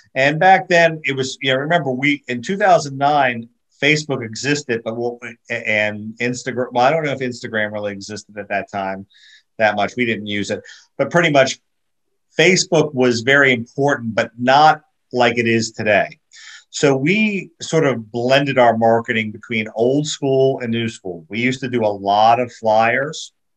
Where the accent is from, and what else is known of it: United States; moved away as an adult; also born or lived in Florida; now in Puerto Rico